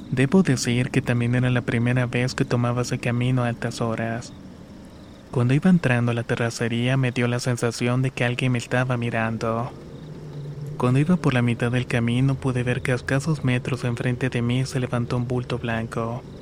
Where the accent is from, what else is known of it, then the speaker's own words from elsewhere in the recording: Chilapa de Álvarez, Guerrero, Mexico; now in Acatlán, Mexico; Soy originario de Chilapa de Álvarez Guerrero. Actualmente vivo en Acatlán